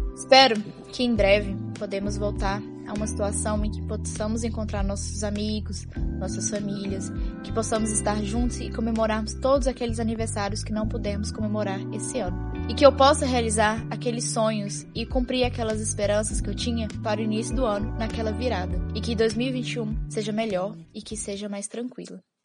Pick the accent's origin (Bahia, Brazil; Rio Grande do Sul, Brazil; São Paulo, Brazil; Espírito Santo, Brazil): Bahia, Brazil; Teixeira de Freitas; moved away as an adult; now in Belo Horizonte, Brazil; eu sou baiana, natural do sul da Bahia, e há dois anos eu vim para Belo Horizonte para poder estudar